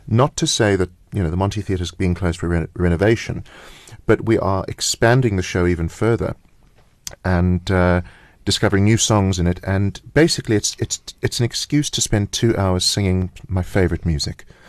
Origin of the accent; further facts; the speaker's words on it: South Africa; we're South African